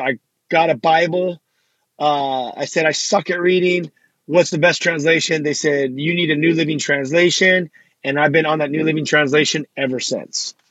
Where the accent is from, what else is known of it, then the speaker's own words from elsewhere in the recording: Los Angeles, California, United States; I grew up in Los Angeles and, uh, you know, I just grew up into this lifestyle out here.